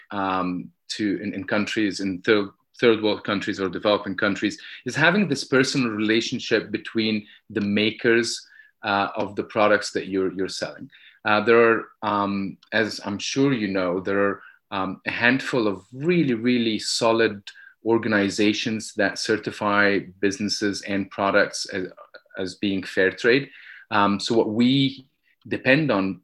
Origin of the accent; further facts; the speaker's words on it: Egypt; I grew up in Egypt